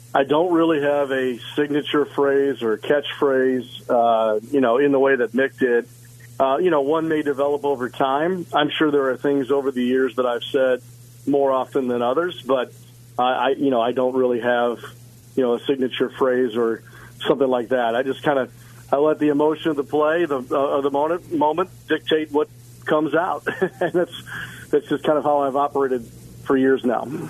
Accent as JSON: {"language": "English", "town": "St. Louis", "region": "Missouri", "country": "United States", "tie": "born or raised there", "moved": "yes", "said": "growing up in St. Louis, you know, obviously a St. Louis Cardinals town"}